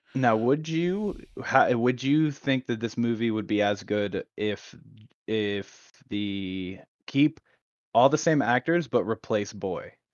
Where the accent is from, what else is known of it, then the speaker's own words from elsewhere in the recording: United States; we're American